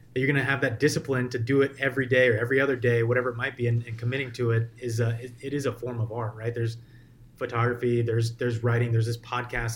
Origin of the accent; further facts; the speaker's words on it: North Carolina, United States; moved away as an adult; now in Bay Area, United States; moved out to North Carolina, was there for another 15 years